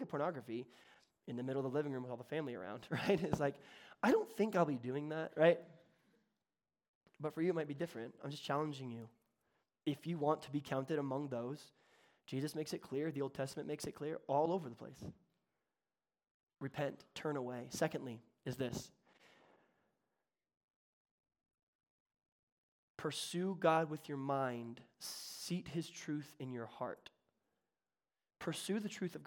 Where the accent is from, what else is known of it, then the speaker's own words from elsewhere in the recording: the South, United States; accent: Southern; Southern. I can do Southern. I was born in the South